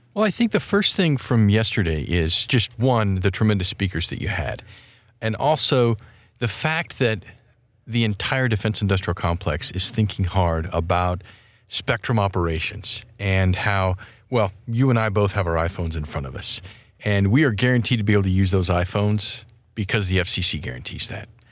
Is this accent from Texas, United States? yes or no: no; Wyoming, United States; my home state of Wyoming